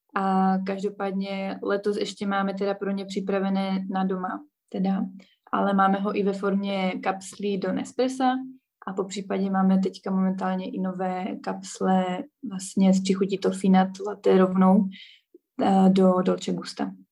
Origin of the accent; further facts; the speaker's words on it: Ostrava, Moravian-Silesian Region, Czechia; moved away as an adult; now in Bratislava, Slovakia; já pocházím z Ostravy